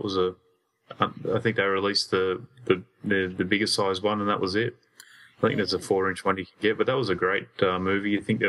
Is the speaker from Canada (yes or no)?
no; Australia